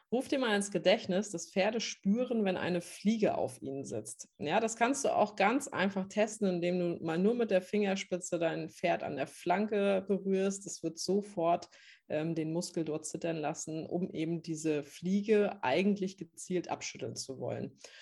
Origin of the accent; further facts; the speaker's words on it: Northern Germany, Germany; moved away as an adult; ich bin vor zweieinhalb Jahren nach Norddeutschland in meine alte Heimat zurückgezogen